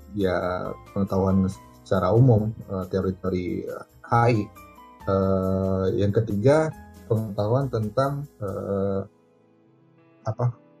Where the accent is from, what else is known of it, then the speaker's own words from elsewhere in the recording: Aceh, Indonesia; moved away as an adult; now in Jeddah, Saudi Arabia; saya itu asalnya dari, dari Aceh